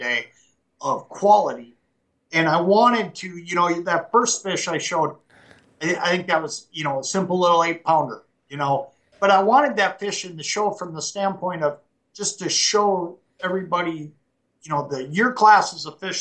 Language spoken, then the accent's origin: English; Anoka, Minnesota, United States; I grew up in Anoka, Minnesota, and that is a really unique place